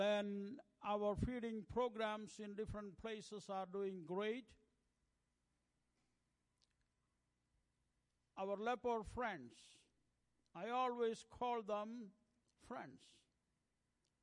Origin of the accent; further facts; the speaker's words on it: India; English is a second language; we have more than 1,600 languages in the land of India. I speak only one language among them, that is my mother tongue